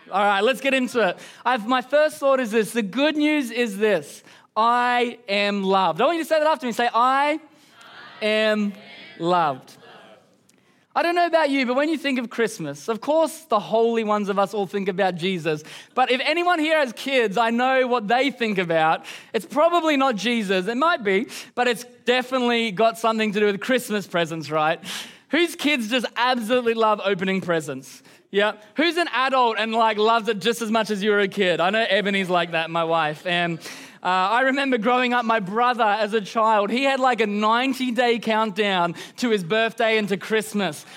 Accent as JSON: {"language": "English", "region": "Queensland", "country": "Australia", "said": "I'm from Queensland"}